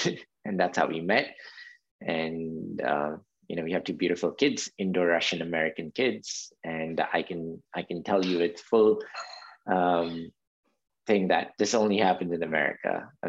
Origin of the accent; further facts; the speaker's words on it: India; also born or lived in Saudi Arabia; So for example, living in Saudi Arabia as an Indian, as a child of an Indian immigrant worker, it was a very different environment.